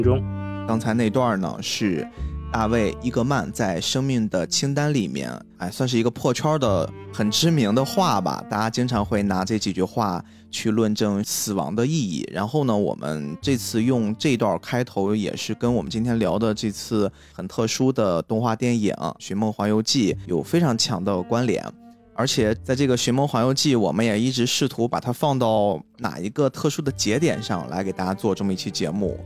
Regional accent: China; 作为一个中国人来说

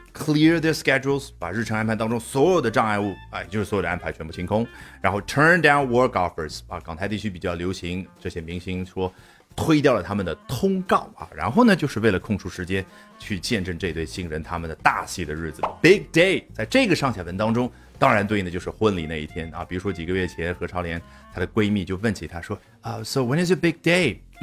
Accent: China; 我们中国人

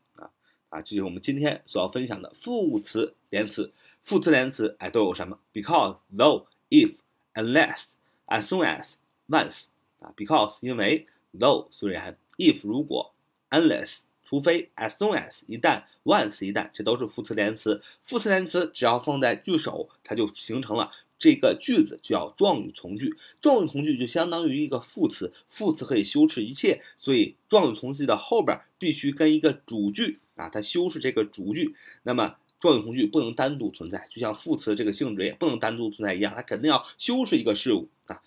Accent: China; 我们中国人

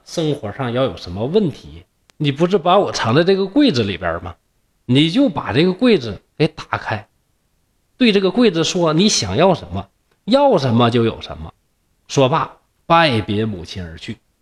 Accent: Northeast China, China; accent: Northeastern (Dongbei) dialect; also born or lived in Shenyang; 今天东北话去说聊斋故事

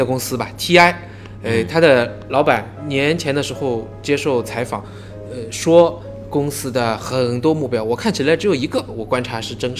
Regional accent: Shanghai, China; 我们上海话

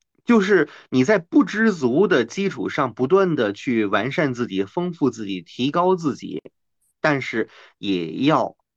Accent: Tianjin, China; 呃，我们天津人叫他大冯啊，因为他的身高就非常的

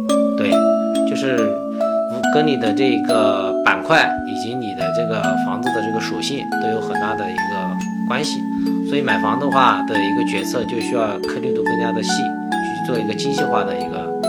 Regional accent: China; also born or lived in Hangzhou; now in Shanghai, China; 因为我本身是来自一个三四线的小城市嘛，我在这个一二线城市也待过，之前是在杭州，现在也是在上海

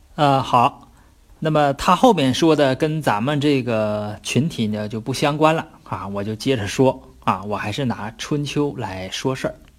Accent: China; 我们中国人起个英文名儿

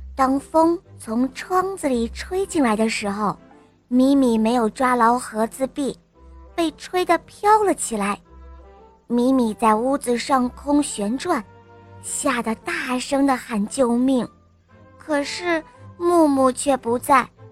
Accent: Harbin, Heilongjiang, China; 我来自美丽的冰城哈尔滨，我五岁了

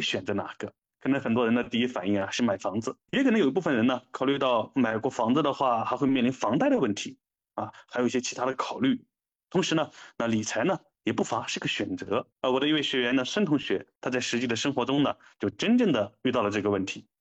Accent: China; 我们中国人

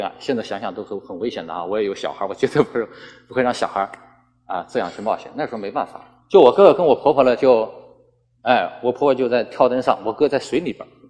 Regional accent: Meizhou, Guangdong, China; 我祖上确实是，咱我也是广东人哈，就是梅州的，我祖上是大清的这个提督啊，是吧？

